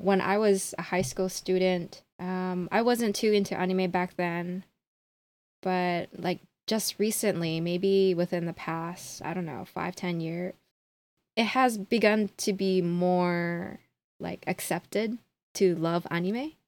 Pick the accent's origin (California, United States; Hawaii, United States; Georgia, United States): Hawaii, United States; Honolulu; moved away as an adult; now in Tokyo, Japan; born and raised in Honolulu, Hawaii, but I currently live in Tokyo.